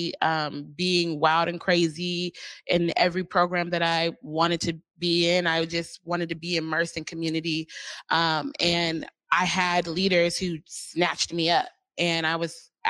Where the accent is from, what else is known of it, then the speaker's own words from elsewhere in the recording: Seattle, Washington, United States; moved away as an adult; also born or lived in North Carolina / Georgia / Florida / Los Angeles; I'm from Seattle.